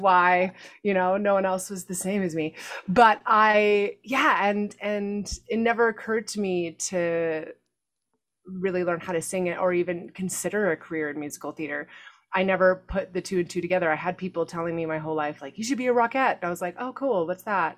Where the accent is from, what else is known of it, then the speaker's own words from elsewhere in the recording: Canada; moved away; growing up in Canada